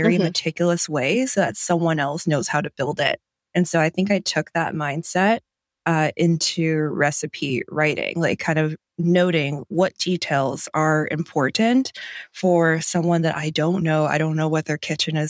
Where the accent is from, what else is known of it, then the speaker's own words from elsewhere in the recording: Cleveland, Ohio, United States; moved away as an adult; now in East Bay, California, United States; I grew up in Cleveland, Ohio, technically the suburbs